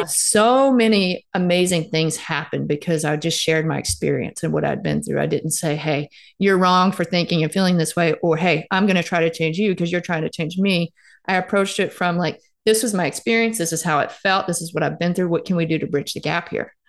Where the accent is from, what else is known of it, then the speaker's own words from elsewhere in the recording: Starkville, Mississippi, United States; Starkville is actually my hometown. So I played athletics growing up here